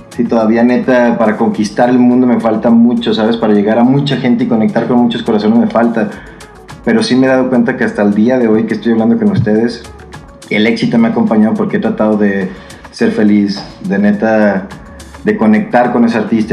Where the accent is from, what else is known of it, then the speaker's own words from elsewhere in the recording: Guadalajara, Jalisco, Mexico; moved away as an adult; also born or lived in United States; now in Mexico City, Mexico; me fui a Estados Unidos a estudiar, regresé a Guadalajara